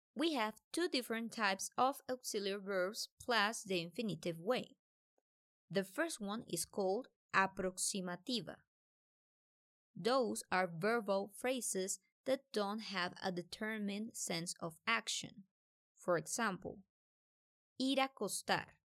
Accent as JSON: {"language": "English", "country": "Colombia", "said": "I'm from Colombia"}